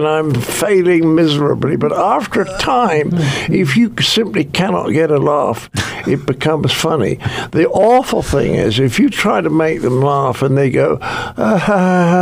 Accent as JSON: {"language": "English", "country": "United Kingdom", "said": "I'm British"}